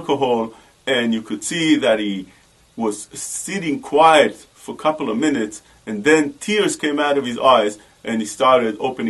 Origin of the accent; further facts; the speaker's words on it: Warsaw, Masovian Voivodeship, Poland; When I was a little kid, I was born in Warsaw, in Warsaw. And over there, in Warsaw, I was the comedian of the town.